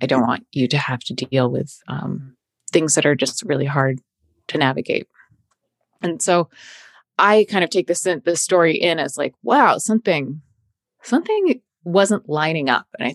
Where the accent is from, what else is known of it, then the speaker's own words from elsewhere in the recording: outside of Boston, Massachusetts, United States; I grew up in outside of Boston, a very white area.